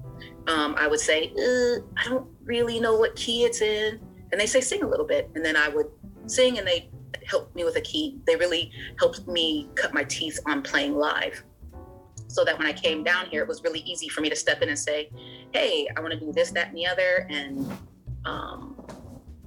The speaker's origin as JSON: {"language": "English", "region": "Ohio", "country": "United States", "tie": "born or raised there", "also_born_or_lived": "Hallowell, Maine", "moved": "as an adult", "lives_now": "Portland, United States", "said": "I grew up in Ohio, even though I was born in Ohio"}